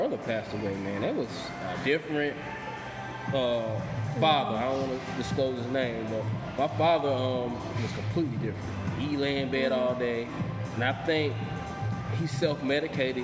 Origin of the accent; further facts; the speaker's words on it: the Bible Belt, the South, United States; we grew up in the Bible Belt